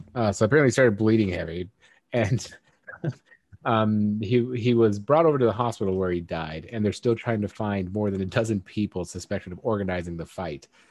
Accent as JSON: {"language": "English", "country": "United States", "said": "I'm an American"}